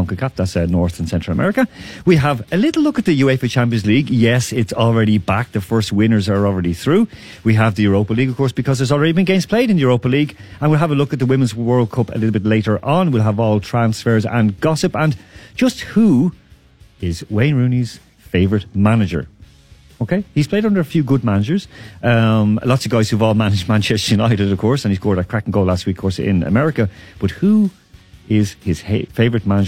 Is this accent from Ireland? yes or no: yes; Ireland; now in Moscow, Russia; I'm from Ireland, so I'm missing home